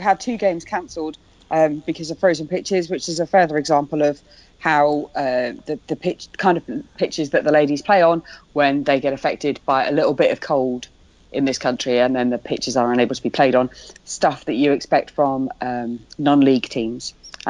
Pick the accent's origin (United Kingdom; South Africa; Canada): United Kingdom; England; we're English, not American